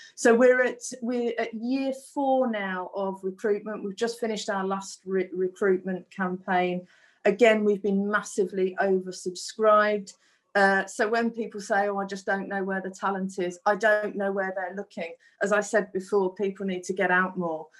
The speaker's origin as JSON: {"language": "English", "area": "Black Country", "region": "West Midlands", "country": "United Kingdom", "accent": "Black Country", "moved": "yes", "said": "my Black Country accent"}